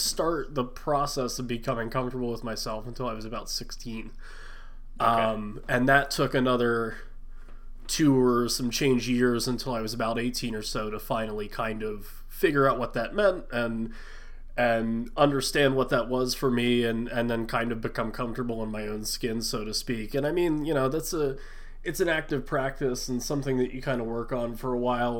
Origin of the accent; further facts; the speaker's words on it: West Chester, Pennsylvania, United States; I grew up about 45 minutes, like 20 or so miles from Philly.